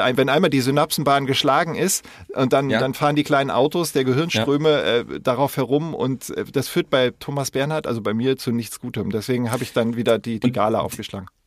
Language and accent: German; Koblenz, Rhineland-Palatinate, Germany; in der Nähe von wo ich aufgewachsen bin, Koblenz